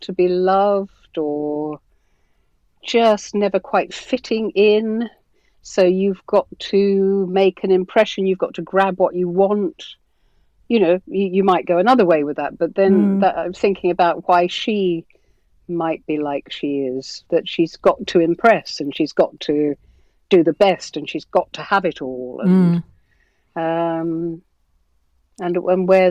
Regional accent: Birmingham, West Midlands, United Kingdom; I'm a Brummie

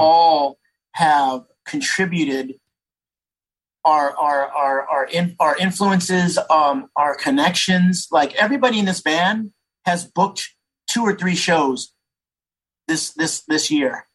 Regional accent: San Jose, California, United States; I grew up in San Jose.

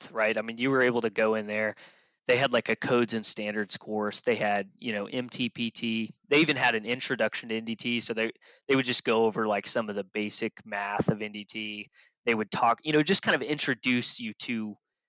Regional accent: Tulsa, Oklahoma, United States; I grew up in Tulsa

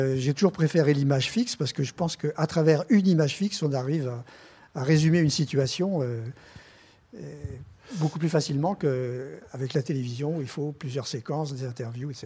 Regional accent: France; en tant que journaliste français, donc je suis français, j'ai un passeport français

